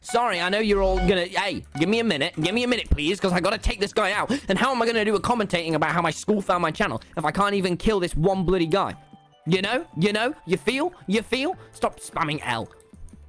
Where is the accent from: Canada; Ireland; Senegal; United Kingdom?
United Kingdom; I'm from Britain.